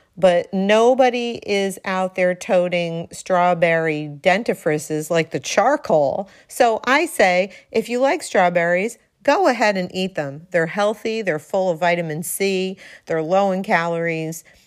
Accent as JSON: {"language": "English", "town": "Darien", "region": "Connecticut", "country": "United States", "tie": "born or raised there", "said": "right here in the 203, my hometown, Darien, Connecticut"}